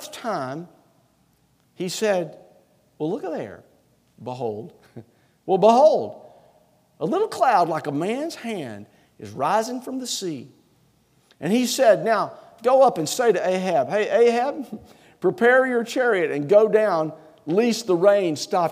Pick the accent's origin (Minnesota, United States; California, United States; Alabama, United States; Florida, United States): Alabama, United States; Anniston; now in South Carolina, United States; When I was a little boy, I grew up in Anniston, Alabama